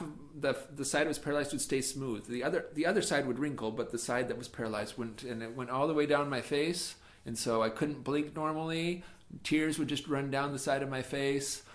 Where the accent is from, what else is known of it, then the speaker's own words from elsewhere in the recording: Firth, Idaho, United States; moved away as an adult; now in Shanghai, China; Firth, yes. I grew up in a small town called Firth